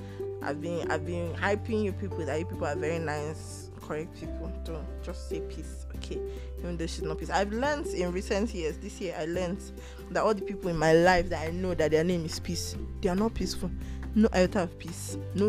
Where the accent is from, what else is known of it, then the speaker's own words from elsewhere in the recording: Rivers State, Nigeria; I'm from River State